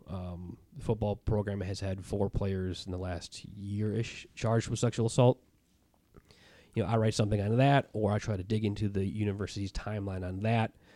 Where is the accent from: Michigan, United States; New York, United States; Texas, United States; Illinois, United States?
Illinois, United States; Chicago; moved away as an adult; a friend I grew up with in Chicago